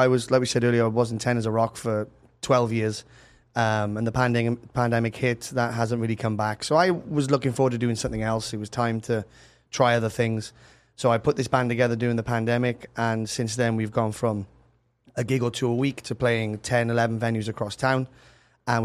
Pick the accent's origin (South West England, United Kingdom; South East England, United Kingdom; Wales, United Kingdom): Wales, United Kingdom; Cardiff; moved away; I'm from Cardiff in Wales